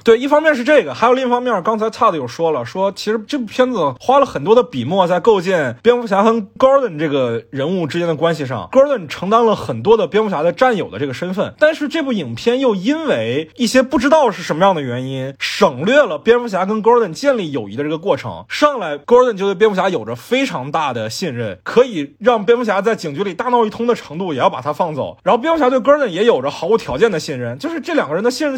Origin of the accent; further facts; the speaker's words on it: China; 我们中国观众